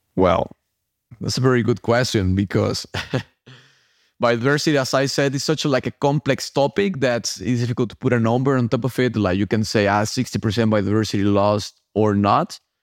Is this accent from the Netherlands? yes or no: no; Mexico; moved away; I'm originally from Mexico, and that's where I started my underwater adventures